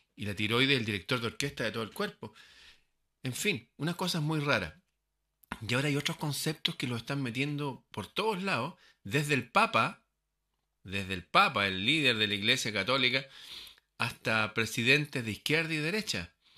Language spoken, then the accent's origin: Spanish; Chile; mi país